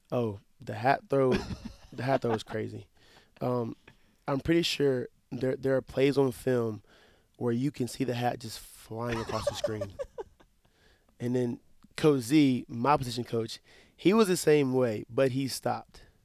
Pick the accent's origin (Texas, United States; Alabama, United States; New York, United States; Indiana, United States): Alabama, United States; Wetumpka; born or raised there; moved away as an adult; now in Mount Pleasant, United States